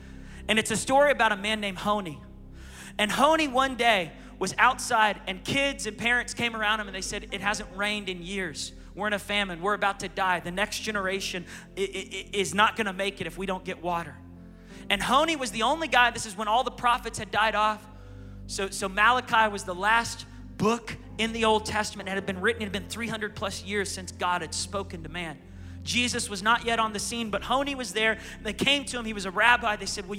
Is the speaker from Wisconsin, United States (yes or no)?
no; Baltimore, Maryland, United States; now in Tulsa, United States; I was court ordered by a judge to come to Tulsa, Oklahoma. I was from Baltimore, Maryland.